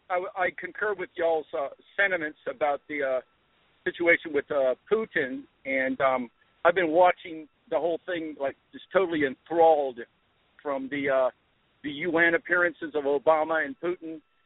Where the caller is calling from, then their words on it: Tampa Bay, Florida, United States; Tampa Bay area.